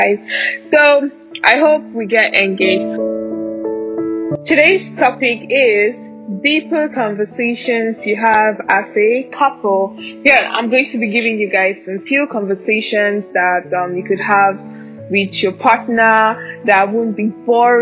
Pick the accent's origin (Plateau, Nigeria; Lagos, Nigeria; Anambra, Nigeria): Anambra, Nigeria; also born or lived in Ogun State; I'm from Anambra State. Yes, I'm Igbo, proudly Nigerian.